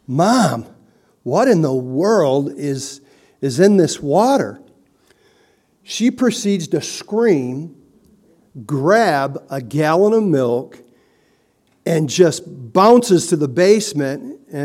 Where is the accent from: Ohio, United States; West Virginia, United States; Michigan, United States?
Michigan, United States; Hazel Park; I grew up in Hazel Park, And it was a pretty vibrant community, that little 2-mile-square city.